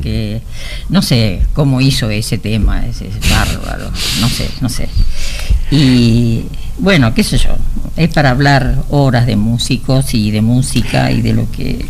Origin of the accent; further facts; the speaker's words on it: Argentina; en mi pueblo, que yo vivía ahí hasta los 20 años